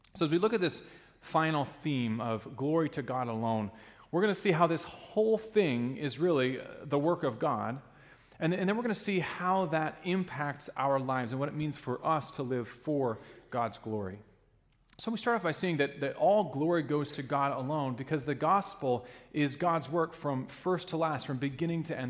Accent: Alaska, United States; now in Ludington, United States; growing up in Alaska, we had uh, sled dogs

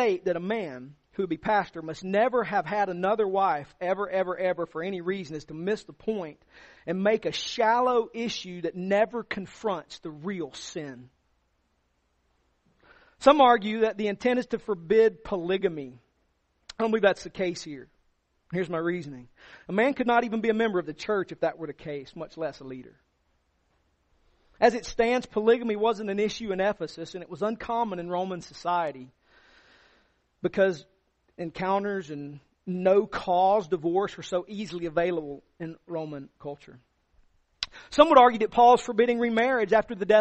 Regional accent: the South, United States; All of us growing up in the South

